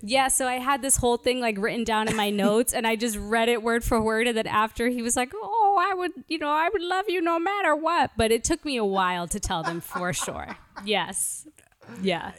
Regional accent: New York, United States; moved away as an adult; now in Los Angeles, United States; I'm originally from Brooklyn, New York

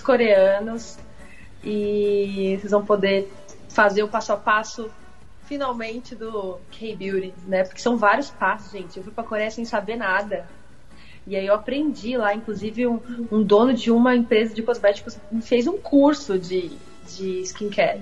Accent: Brazil; eu realmente sou brasileira, não tenho nenhuma ascendência né, asiática, oriental.

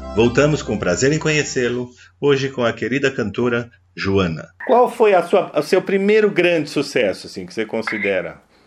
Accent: São Paulo, Brazil; para nós aqui paulistanos, para aqui de São Paulo

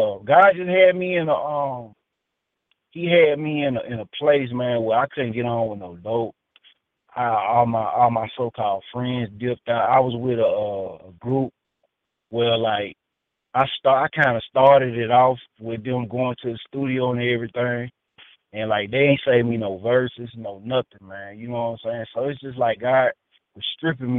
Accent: Birmingham, Alabama, United States; moved away as an adult; also born or lived in Atlanta, Georgia / Ohio; I'm from Birmingham, Alabama

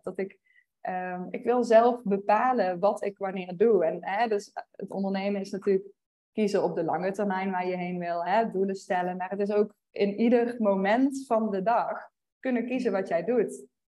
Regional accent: Veldhoven, North Brabant, Netherlands; moved away as an adult; also born or lived in Utrecht / Eindhoven; now in Austin, United States; ik kom uit het Brabantse Veldhoven

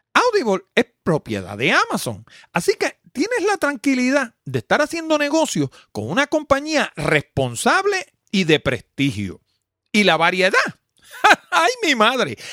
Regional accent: Puerto Rico

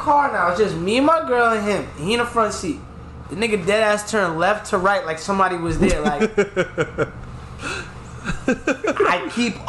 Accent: New York, United States; I'm so New York

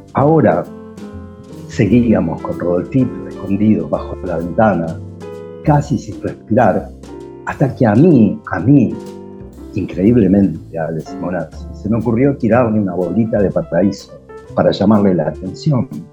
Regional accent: Villa Madero, Buenos Aires Province, Argentina; mi niñez en Villa Madero

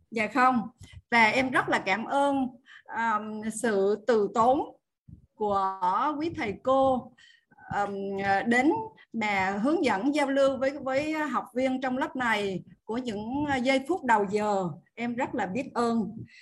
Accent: Tuy Hoa, Phu Yen, Vietnam; biển tuy hòa quê

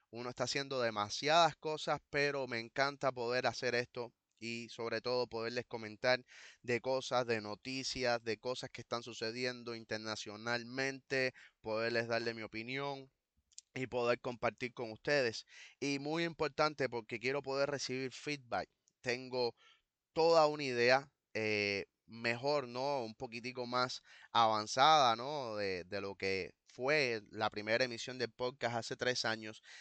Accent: Cuba; somos cubanos pidiendo no más patria o muerte, sino patria y vida

